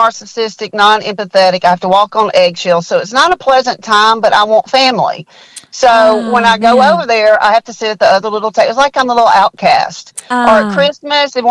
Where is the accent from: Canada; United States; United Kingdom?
United States; Birmingham, Alabama; also born or lived in Jackson, Mississippi; I'm from Birmingham, Alabama. Actually from Jackson, Mississippi, but I'm a Bama girl, Birmingham, Alabama.